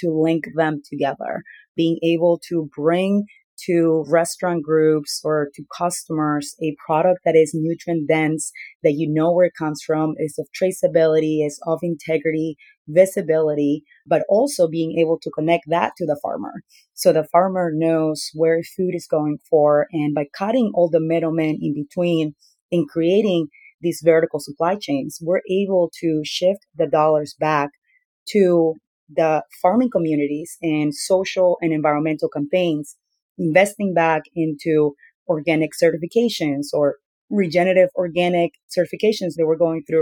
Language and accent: English; Peru; moved away; So I was born and raised in Peru myself.